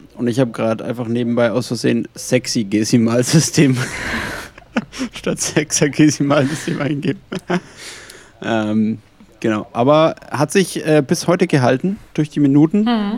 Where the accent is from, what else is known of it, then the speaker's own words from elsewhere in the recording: Franconia, Bavaria, Germany; aus dem fränkischen Bereich